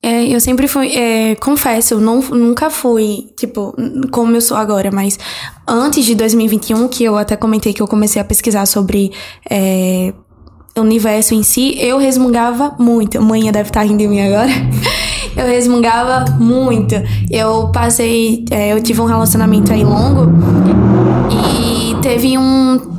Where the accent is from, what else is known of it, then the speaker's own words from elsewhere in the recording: Northeast, Alagoas, Brazil; accent: Nordeste (Alagoas); é, de Nordeste, Alagoas